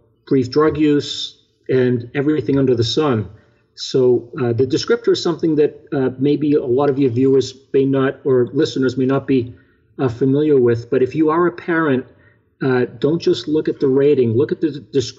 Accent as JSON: {"language": "English", "town": "Boston", "region": "Massachusetts", "country": "United States", "moved": "yes", "said": "I was from Boston."}